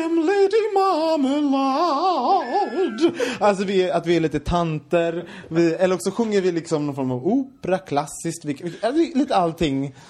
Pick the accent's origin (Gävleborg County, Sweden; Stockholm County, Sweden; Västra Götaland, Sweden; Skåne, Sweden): Västra Götaland, Sweden; Gothenburg; jag kommer från Göteborg